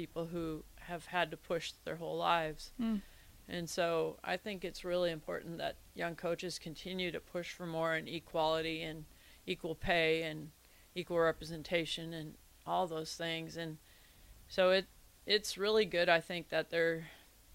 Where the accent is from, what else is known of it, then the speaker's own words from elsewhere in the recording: Iowa, United States; I grew up in Iowa because we already had great sports as far as junior high and high school sports